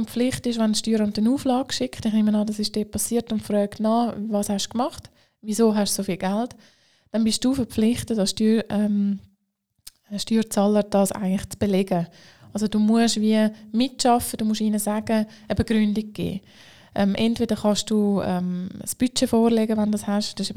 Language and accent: German; Zurich, Switzerland; Auch als Zürcher kann ich sagen, Aargau ist schön.